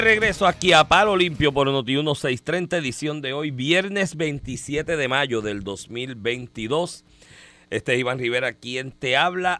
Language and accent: Spanish; Comerío, Puerto Rico; Comerío, que es mi pueblo también